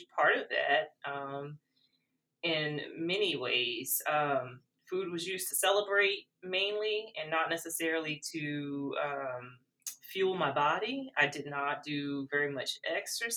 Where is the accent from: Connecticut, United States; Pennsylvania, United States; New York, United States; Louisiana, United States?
Louisiana, United States; South; growing up in South Louisiana